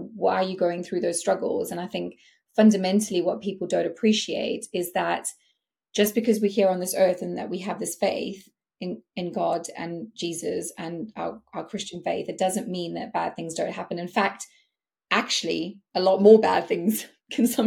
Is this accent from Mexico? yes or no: no; South Africa; I'm South African, like it's in my blood. We are competitive people.